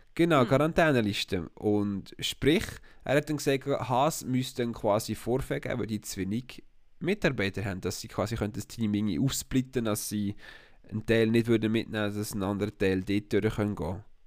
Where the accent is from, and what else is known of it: Switzerland